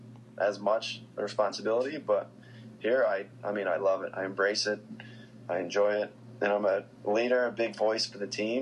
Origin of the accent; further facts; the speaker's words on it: Colorado, United States; moved away as an adult; now in Harrisburg, United States; the club that I grew up playing for in Colorado.